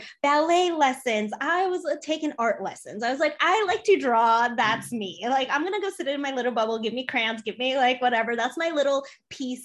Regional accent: Chicago, Illinois, United States; also born or lived in Poland; So I was born in Poland. I came to the US when I was 3 years old. I grew up in Chicago

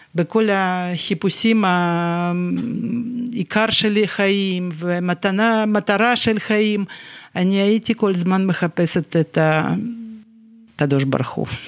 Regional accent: Dnipro, Dnipropetrovsk Oblast, Ukraine; Hebrew is a second language; moved away as an adult; also born or lived in Yaroslavl, Russia / England / Rehovot, Israel / Ashdod, Israel; now in Beit El; ככה עברנו לדניפרופטרובסק, ייסדנו את המפעל הזה, ונשארנו שם

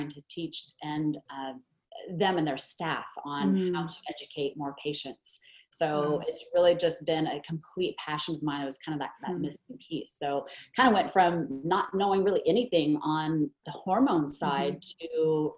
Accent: Oregon, United States; I was born and raised actually in Oregon

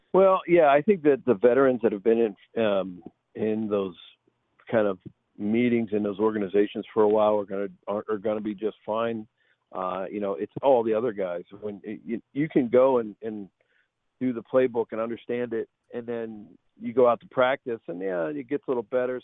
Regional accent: Pittsburgh, Pennsylvania, United States; moved away as an adult; also born or lived in Tulsa, Oklahoma; I grew up in Pittsburgh and got to play in the NFL

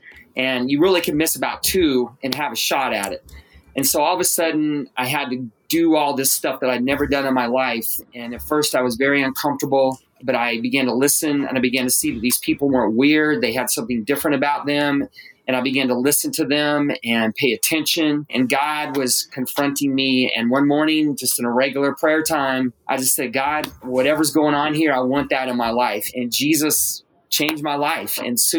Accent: Phoenix, Arizona, United States; growing up in Phoenix, I'm from a single parent home.

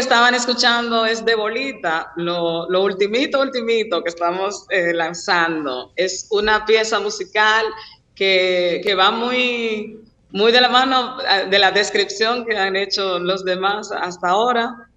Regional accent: Dominican Republic; como buenos dominicanos

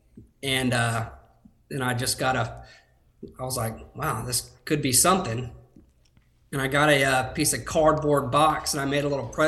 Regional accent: Tallahassee, Florida, United States; born and raised in Florida

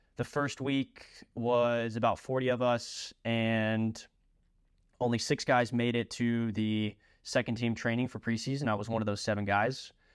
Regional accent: Louisville, Kentucky, United States; also born or lived in Lexington, Kentucky / Loretto, Pennsylvania; I am originally from Louisville, Kentucky. Spent my youth days at a, a local all-boys high school, Saint X

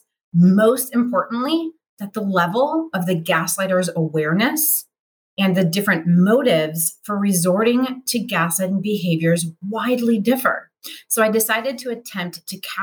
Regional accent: United States; us Americans

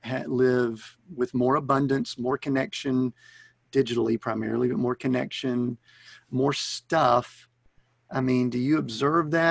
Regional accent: Atlanta, Georgia, United States; moved away; We grew up in around the Atlanta area

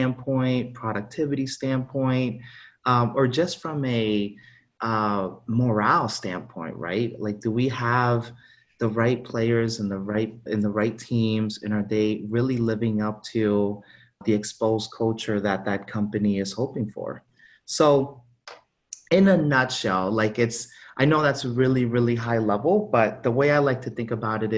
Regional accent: South Florida, United States; also born or lived in Honduras; I grew up in South Florida

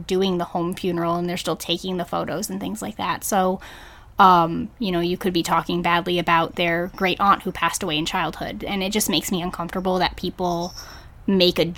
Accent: New England, United States; moved away; I'm originally from New England

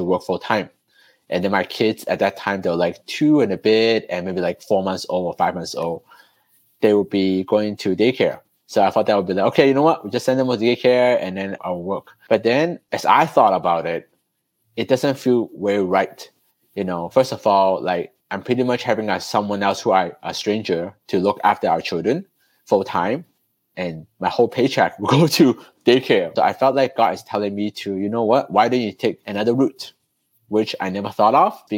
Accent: Toronto, Ontario, Canada; moved away as an adult; also born or lived in Hong Kong; now in Singapore; I'm actually born in Hong Kong. And then when I was small, my family migrated to Canada. So I grew up in Toronto, Canada, pretty much my whole life

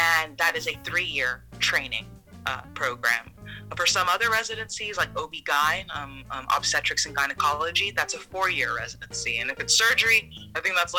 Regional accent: Houston, Texas, United States; moved away as an adult; now in Maine, United States; I am from Texas

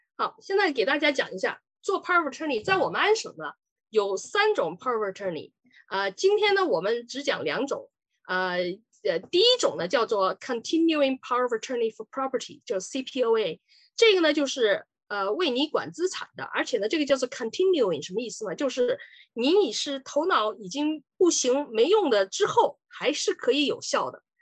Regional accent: Sichuan, China; moved away as an adult; also born or lived in Chongqing; now in Ontario, Canada; 我是四川人。呃，以前呢是八九年到加拿大，已经三十几年了吧

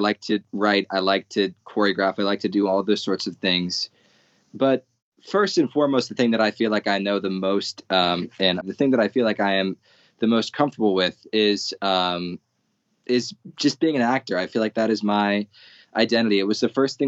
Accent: Arizona, United States; I'm from Arizona. It's a very white area

